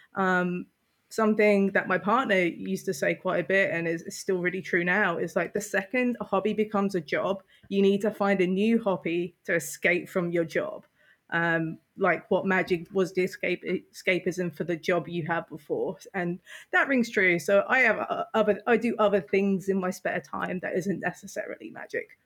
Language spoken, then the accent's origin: English; United Kingdom; I'm British